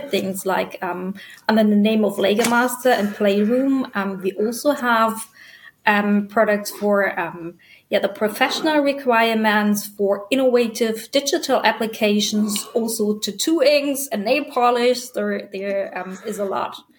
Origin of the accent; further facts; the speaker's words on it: Germany; also born or lived in Cape Ann, Massachusetts, United States; I was born in Germany and raised there